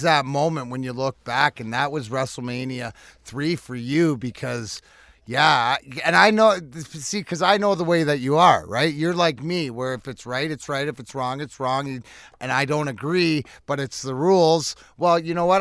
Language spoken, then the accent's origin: English; Canada; now in Michigan, United States; I'm Canadian